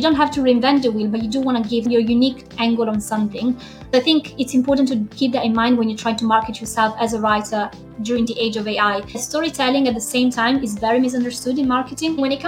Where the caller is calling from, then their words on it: Chester, North West England, United Kingdom; So I'm based in Chester, which is a tiny Roman town in the north of England.